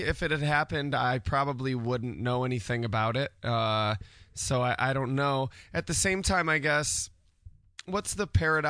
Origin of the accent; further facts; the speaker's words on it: Syracuse, New York, United States; In Syracuse. Been here my whole life.